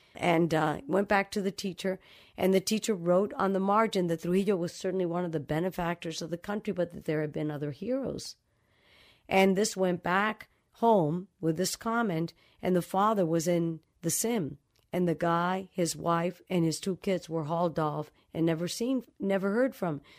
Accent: Dominican Republic; moved away; also born or lived in New York City; I grew up in the Dominican Republic

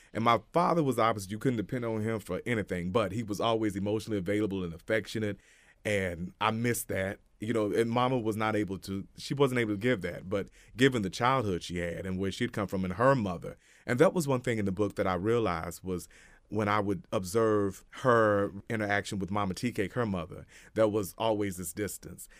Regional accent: Hot Springs, Little Rock, Arkansas, United States; also born or lived in Malvern, Arkansas; we moved to Little Rock from Hot Springs

